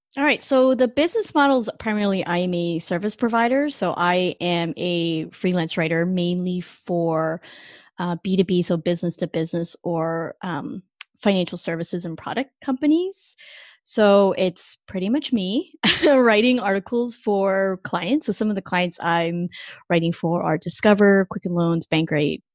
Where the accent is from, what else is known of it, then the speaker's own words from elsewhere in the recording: Canada; moved away; I'm not an American citizen, so I'm actually Canadian